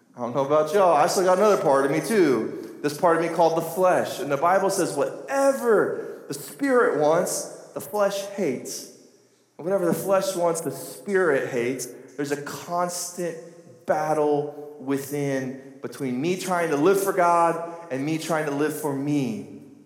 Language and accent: English; United States; I'm from Carter County